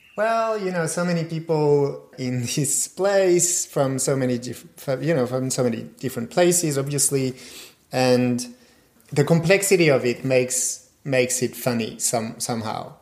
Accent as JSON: {"language": "English", "town": "Strasbourg", "region": "Grand Est", "country": "France", "tie": "born or raised there", "said": "I grew up in Strasbourg"}